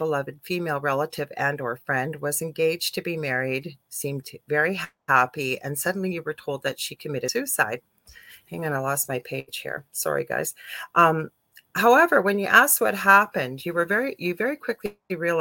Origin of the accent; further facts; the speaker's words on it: Canada; I'm a Canadian clairvoyant medium